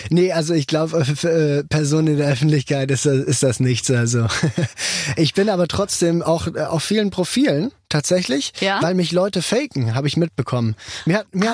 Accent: Switzerland; ich als Schweizer Vertretung

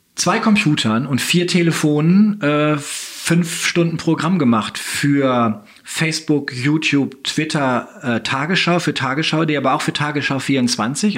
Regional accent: Oldenburg, Lower Saxony, Germany; Schülerzeitung zu machen ähm, in Oldenburg, schon an der Orientierungsstufe, in der fünften Klasse

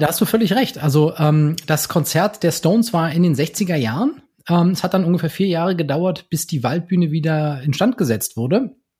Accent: Berlin, Germany; in meiner Heimatstadt Berlin

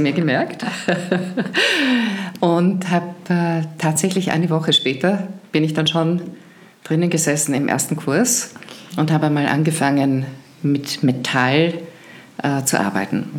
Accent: Carinthia, Austria; Ich bin, ich bin Kärntnerin

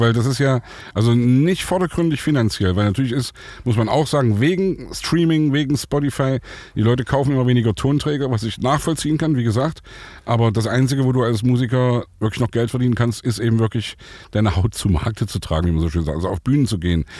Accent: Saxony, Germany; ich komme aus Sachsen

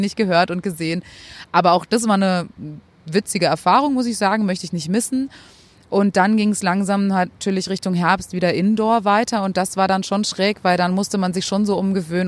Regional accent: Spain; now in Germany; meiner Heimat dort

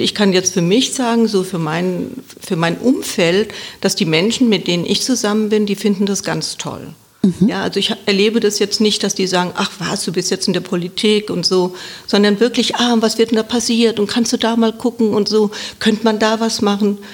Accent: Wiesbaden, Hesse, Germany; ich bin gebürtige Wiesbadenerin

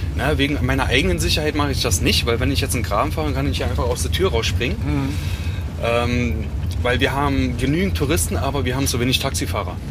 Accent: Biesenthal, Brandenburg, Germany; moved away as an adult; also born or lived in Norway; now in Svalbard, Norway; eigentlich komme ich aus Berlin. Ja. Etwas nördlich von Berlin. Genau, für die, die es besser kennen. Oder Biesenthal

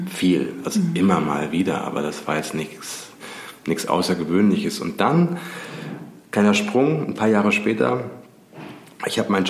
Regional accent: Giessen, Hesse, Germany; Und ich komme ja aus Gießen

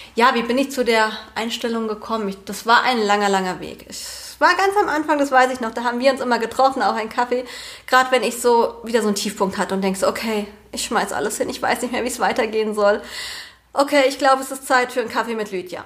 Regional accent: Eichelhain, Hesse, Germany; moved away as an adult; now in near Fulda, Germany; ursprünglich komme ich aus Eichelhain. Das ist ein winziges Dorf hier mitten im Vogelsberg

